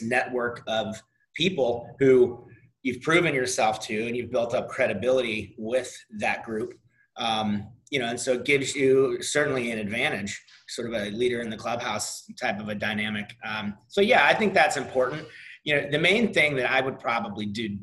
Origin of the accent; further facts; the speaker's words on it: St. Louis, Missouri, United States; moved away; also born or lived in Nashville / Jacksonville; St. Louis, my hometown